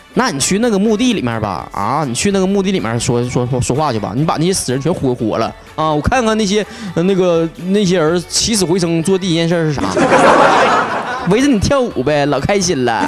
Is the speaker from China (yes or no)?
yes; Northeast China, China; accent: Northeastern Mandarin; 以后就世界通用语言就是我们东北话